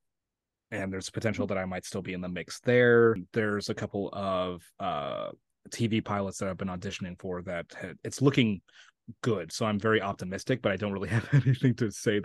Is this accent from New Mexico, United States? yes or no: yes; Santa Fe, New Mexico, United States; accent: Oklahoma; moved away as an adult; also born or lived in Oklahoma; now in Los Angeles, United States; I grew up in Santa Fe, New Mexico